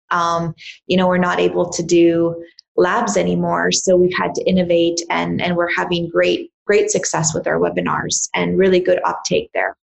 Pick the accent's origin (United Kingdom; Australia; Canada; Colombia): Canada; I grew up in Canada